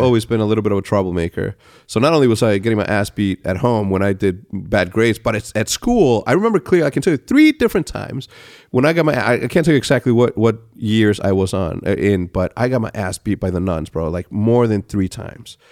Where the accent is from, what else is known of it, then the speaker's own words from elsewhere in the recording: Mexico; moved away; growing up in Mexico the way that I did, we're all, like, cookie cutter